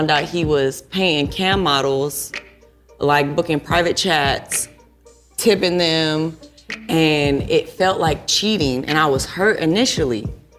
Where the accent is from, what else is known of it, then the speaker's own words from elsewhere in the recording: California, United States; born there; I was born in California, but I'm an Army brat.